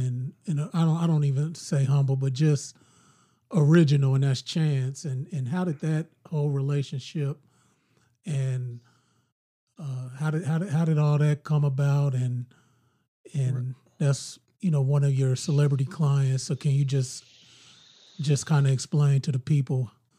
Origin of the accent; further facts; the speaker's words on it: Illinois, United States; we're from Illinois